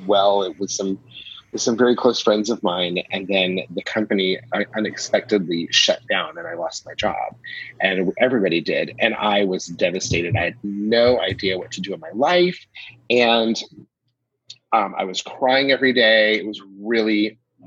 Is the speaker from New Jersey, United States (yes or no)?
no; Atlanta, Georgia, United States; moved away; also born or lived in New York / Germany; I'm originally from Atlanta